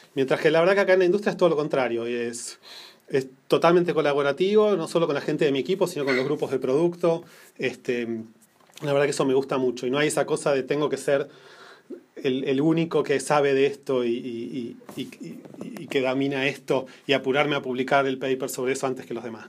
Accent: Buenos Aires, Argentina; moved away as an adult; also born or lived in New Jersey, United States; now in Menlo Park, United States; nací en Argentina, en Buenos Aires

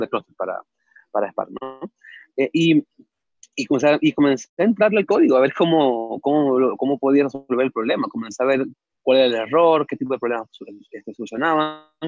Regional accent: Venezuela; moved away as an adult; now in Mexico; yo soy de Venezuela, este, nací allá hace ya 27 años.

